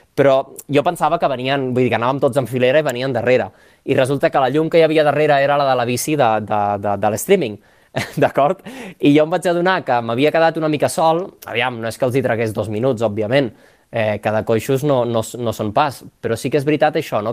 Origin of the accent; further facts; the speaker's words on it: La Pobla de Mafumet, Catalonia, Spain; also born or lived in Barcelona; jo sóc nascut a la Pobla de Mafumet, al, al Camp de Tarragona, i he viscut allà tota la vida perquè la família és d'allà